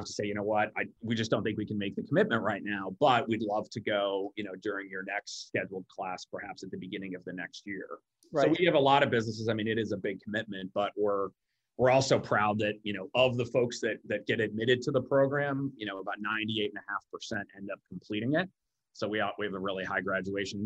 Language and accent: English; Omaha, Nebraska, United States; moved away; I'm from Omaha, Nebraska originally.